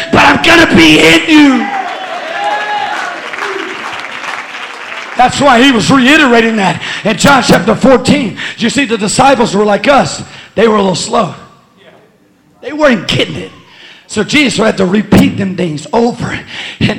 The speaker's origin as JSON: {"language": "English", "town": "Bogalusa", "region": "Louisiana", "country": "United States", "said": "I'm from Bogalusa"}